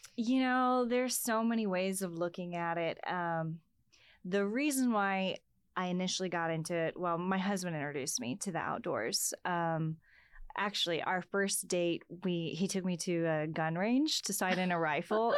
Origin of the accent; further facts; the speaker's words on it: Texas, United States; also born or lived in North Dakota; as a Texan